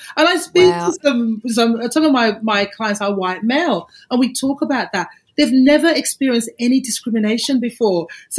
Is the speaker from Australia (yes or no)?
yes; Australia; So obviously we're Australian.